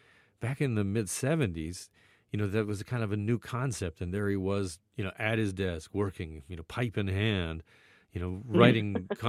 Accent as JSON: {"language": "English", "town": "Burlington", "region": "Ontario", "country": "Canada", "tie": "born or raised there", "said": "Growing up in Burlington, Ontario, you know, I would watch Global and watch Peter"}